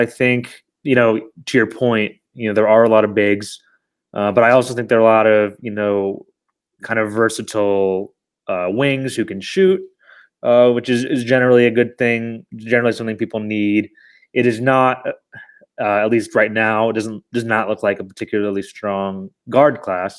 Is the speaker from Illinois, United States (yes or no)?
yes; Chicago, Illinois, United States; moved away as an adult; also born or lived in New York; I moved back to Chicago over the summer where I'm from